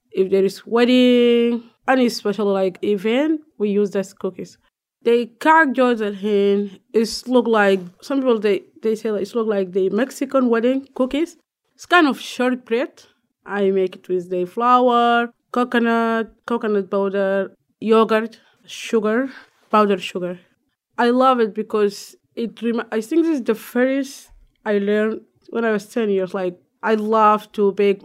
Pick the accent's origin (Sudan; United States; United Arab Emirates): Sudan; moved away; I am from Sudan